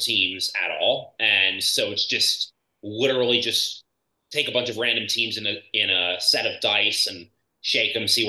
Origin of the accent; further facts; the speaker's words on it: Virginia, United States; moved away as an adult; also born or lived in New Mexico; I grew up in Virginia